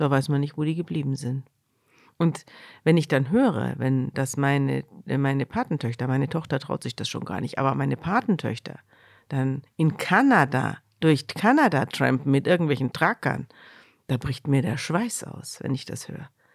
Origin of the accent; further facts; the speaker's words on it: Munich, Bavaria, Germany; moved away as an adult; now in Hamburg, Germany; Ich komme ja aus Bayern, ich komme aus München.